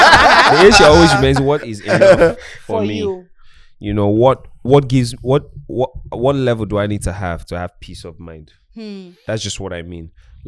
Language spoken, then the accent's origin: English; Anambra, Nigeria; Anambra State.